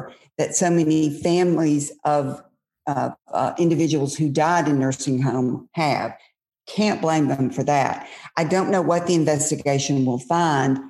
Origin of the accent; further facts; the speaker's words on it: Mississippi, United States; my friends growing up in Mississippi, they're now my age